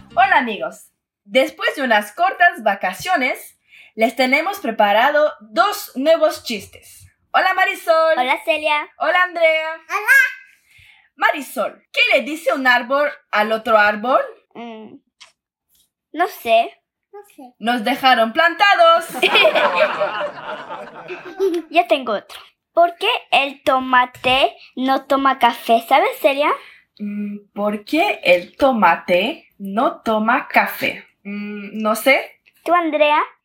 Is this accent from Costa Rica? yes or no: no; Pucallpa, Ucayali, Peru; soy de Pucallpa, Perú